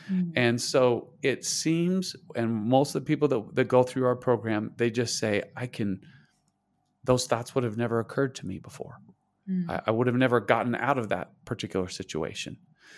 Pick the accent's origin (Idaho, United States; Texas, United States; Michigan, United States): Idaho, United States; I grew up in Idaho in the United States. Okay. We're talking, it's cold. I grew up on a potato farm. I had 64 people in my high school graduating class.